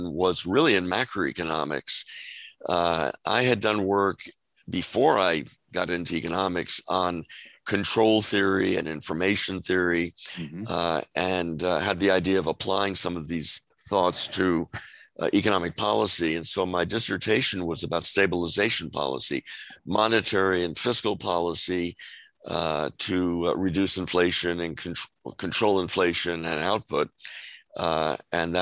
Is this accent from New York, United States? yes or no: yes; New York City, New York, United States; moved away as an adult; also born or lived in Mamaroneck, New York; So I grew up originally in New York City, on the Upper West Side, and then in Westchester. North of New York City, and left the city when I went to college.